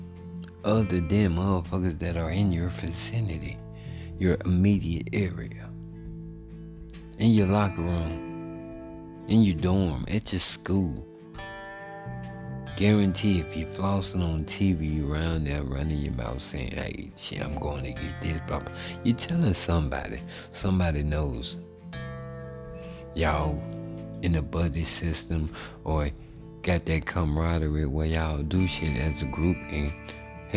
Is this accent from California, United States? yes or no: no; Louisiana, United States; also born or lived in Monroe, Louisiana; now in Texas, United States; I'm from Louisiana